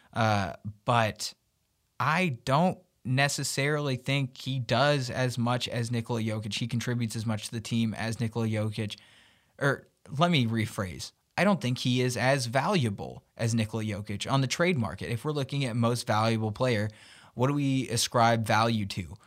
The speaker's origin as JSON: {"language": "English", "town": "Memphis", "region": "Tennessee", "country": "United States", "tie": "born or raised there", "also_born_or_lived": "Arkansas", "moved": "yes", "said": "I grew up in Memphis, Tennessee"}